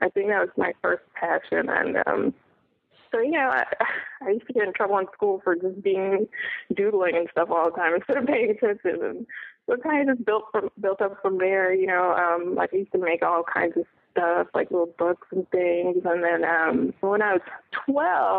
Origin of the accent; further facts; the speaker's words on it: Orlando, Florida, United States; moved away as an adult; also born or lived in New York City / New Jersey; now in Atlanta, United States; I'm from Orlando, Florida